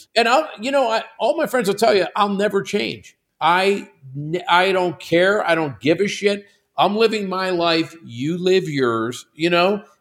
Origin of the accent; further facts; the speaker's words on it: Pittsburgh, Pennsylvania, United States; moved away; First thirty years of my life, I'm from Pittsburgh.